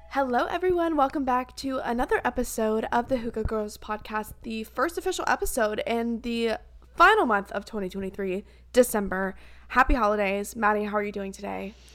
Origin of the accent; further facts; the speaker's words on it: Columbia, South Carolina, United States; I'm from Columbia, South Carolina, which is the capital